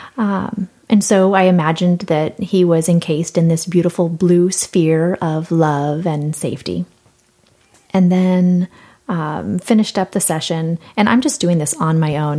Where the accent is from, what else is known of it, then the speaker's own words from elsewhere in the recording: San Diego, California, United States; I'm from San Diego.